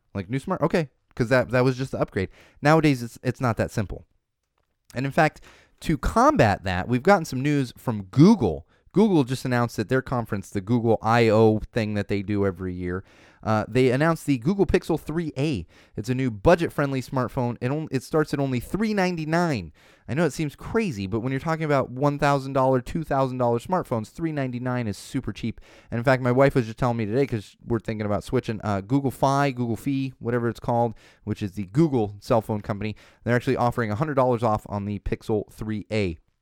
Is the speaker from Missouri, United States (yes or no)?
no; California, United States; also born or lived in Florida; I'm a California boy at heart, but I was born in Florida.